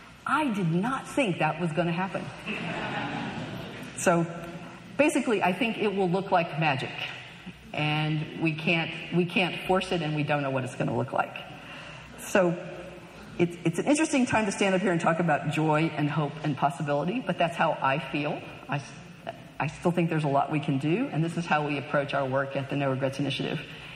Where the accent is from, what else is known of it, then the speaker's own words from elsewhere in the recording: California, United States; I stand here as a Californian.